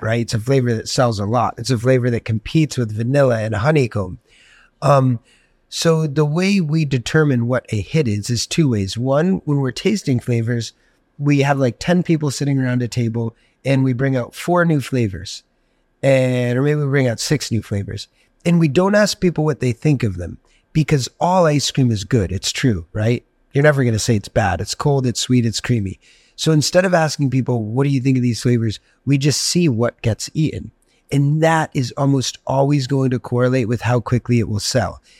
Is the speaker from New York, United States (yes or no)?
no; Greenwich, Connecticut, United States; growing up in Greenwich, Connecticut